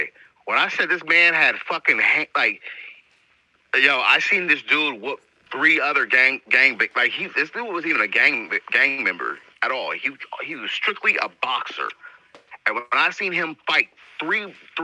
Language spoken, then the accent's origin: English; Los Angeles, California, United States; now in San Mateo, United States; I'm originally from Roland 40's neighborhood crib from L.A., 42nd of Vermont